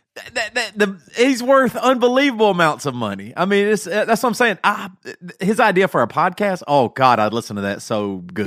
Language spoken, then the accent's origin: English; South Carolina, United States; moved away; I'm from South Carolina. All my family's in South Carolina, huge red state, very big Trump supporters. I have moved away.